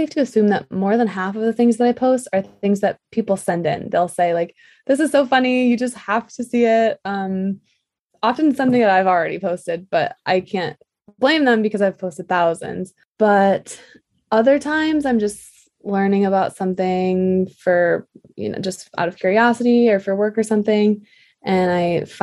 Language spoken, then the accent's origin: English; Michigan, United States; moved away; also born or lived in New York City; I'm from Michigan